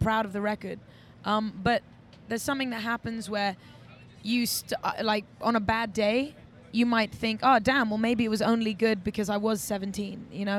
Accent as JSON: {"language": "English", "region": "England", "country": "United Kingdom", "tie": "born or raised there", "said": "I think I grew up in England, and I was out young. I was promoting nightclubs."}